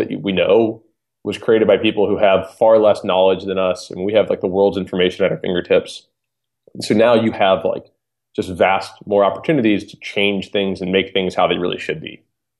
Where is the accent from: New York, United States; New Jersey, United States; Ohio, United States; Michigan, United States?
Ohio, United States; Cincinnati; moved away as an adult; now in Los Angeles, United States; I grew up in the Midwest. I'm from Cincinnati, Ohio. I spent the first 25 years of my life there, high school, college.